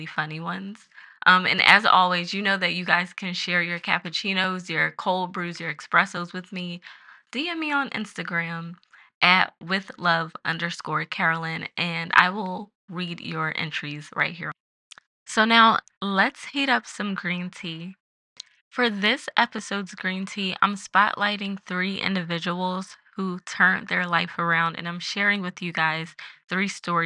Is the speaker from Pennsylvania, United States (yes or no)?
yes; Philadelphia, Pennsylvania, United States; That's my hometown